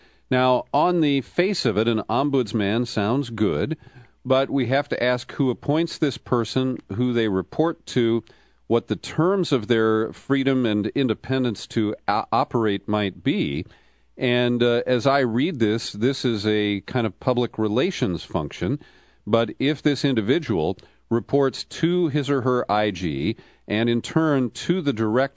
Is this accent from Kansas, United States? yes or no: no; California, United States; I'm from California